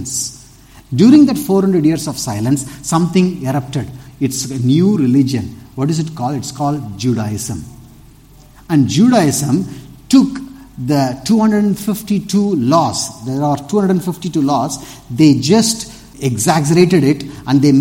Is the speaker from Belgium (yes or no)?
no; Tirunelveli, Tamil Nadu, India; I'm from the South also, Trinilveli